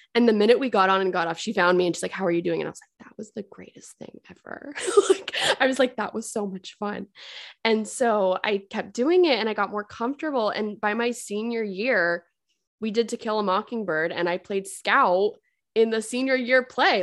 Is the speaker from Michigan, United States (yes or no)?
no; Fairfield, Connecticut, United States; I grew up in Fairfield, Connecticut